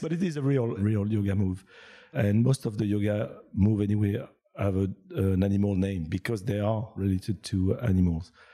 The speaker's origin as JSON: {"language": "English", "country": "France", "tie": "born or raised there", "also_born_or_lived": "United Kingdom / Asia / Laguna Beach, California", "second_language": "English", "moved": "yes", "lives_now": "Montreal, Canada", "said": "I was born in France, but I don't think I came from France."}